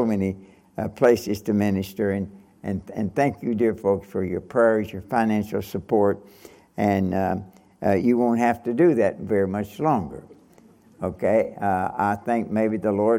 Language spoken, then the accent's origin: English; Nortonville, Kentucky, United States; when I was a boy growing up in Kentucky